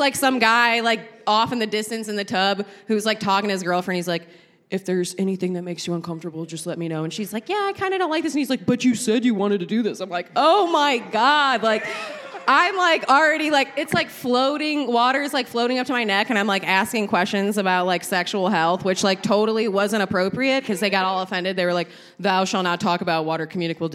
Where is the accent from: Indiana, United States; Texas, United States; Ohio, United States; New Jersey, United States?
Ohio, United States; Cleveland; moved away as an adult; now in Asheville, United States; I'm originally from Cleveland, but I've been here for about 6 years.